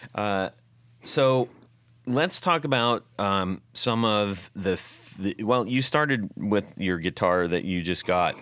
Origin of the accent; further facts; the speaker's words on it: California, United States; I grew up in California